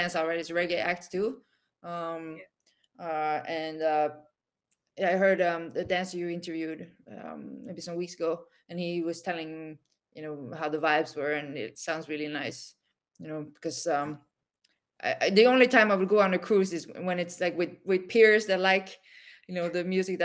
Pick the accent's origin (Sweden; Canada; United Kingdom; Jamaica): Sweden; moved away as an adult; also born or lived in South Korea / New York; I was exported to Sweden, imported by Swedish parents, grew up, you know, as a, you know, as an Asian person in Sweden